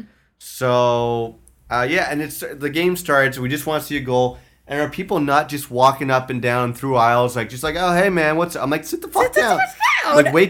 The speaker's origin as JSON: {"language": "English", "town": "Ottawa", "region": "Ontario", "country": "Canada", "moved": "yes", "lives_now": "Toronto, Canada", "said": "I'm from Ottawa, but we both live in Toronto"}